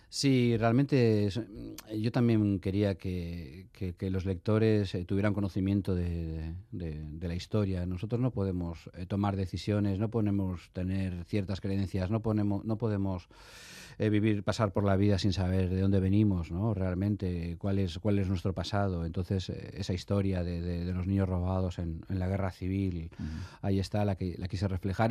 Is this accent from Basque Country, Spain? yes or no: yes; Basque Country, Spain; moved away; mis padres son, son de un pueblecito de Zamora, de Villalpando, y yo me siento, obviamente, me siento, me siento, me siento vasco, pero también a la vez, digamos, todo el conflicto que hubo entonces me obligó a marcharme